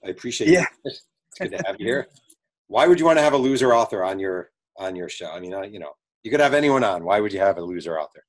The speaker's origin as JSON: {"language": "English", "region": "New York", "country": "United States", "tie": "born or raised there", "said": "I grew up in New York."}